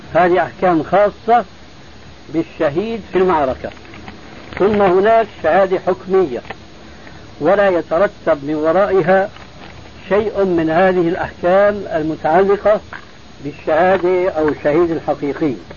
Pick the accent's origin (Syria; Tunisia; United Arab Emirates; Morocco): Syria; عندنا في الشام